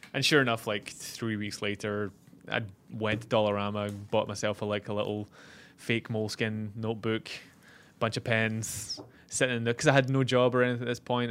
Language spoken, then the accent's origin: English; Scotland, United Kingdom; moved away; being from the U K, we kinda bonded, even though he's English and I'm Scottish